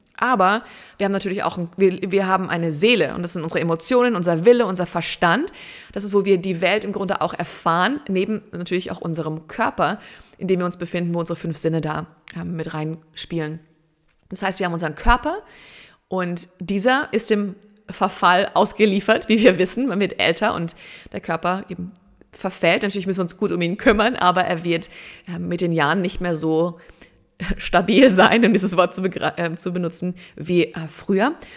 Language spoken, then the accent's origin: German; Germany; bei uns in Deutschland